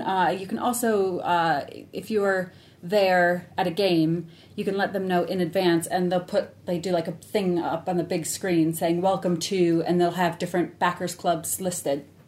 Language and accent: English; Cleveland, Ohio, United States; moved away as an adult; now in United Kingdom; I'm born and raised in Cleveland.